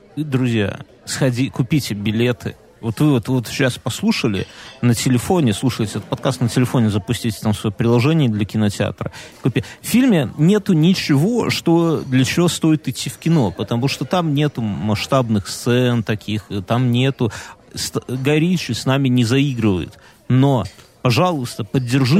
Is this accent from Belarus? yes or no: yes; Belarus; мы белорусы. Я ему как белорус белорусу говорю